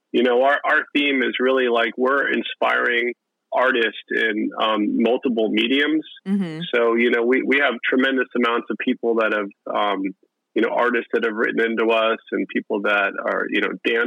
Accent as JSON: {"language": "English", "area": "Bay Area", "region": "California", "country": "United States", "said": "my background, I'm from the Bay Area"}